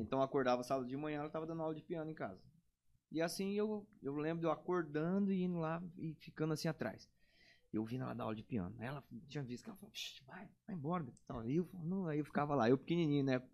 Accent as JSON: {"language": "Portuguese", "country": "Brazil", "tie": "born or raised there", "said": "no bairro que eu nasci, fui criado, morei"}